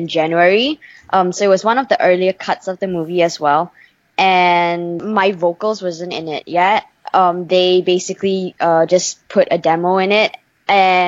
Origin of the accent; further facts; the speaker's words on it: Malaysia; I was born and raised in Malaysia